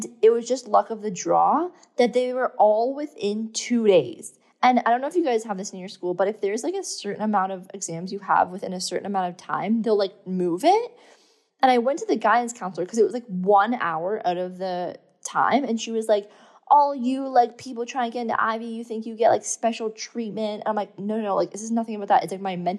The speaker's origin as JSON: {"language": "English", "town": "Thornbury", "region": "Ontario", "country": "Canada", "also_born_or_lived": "London, Ontario", "moved": "yes", "said": "I'm not from London, Ontario, by the way. I'm from an even smaller town called Blue Mountain, well, London's actually quite big, but I'm from like Thornbury, Collingwood area"}